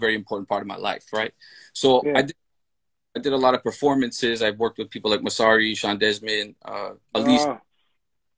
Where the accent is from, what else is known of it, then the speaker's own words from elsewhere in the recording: Toronto, Ontario, Canada; growing up in Toronto is such a melting pot